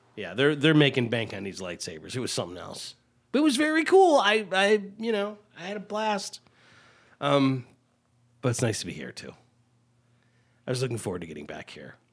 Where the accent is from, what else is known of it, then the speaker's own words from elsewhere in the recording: United States; I was from the Quad Cities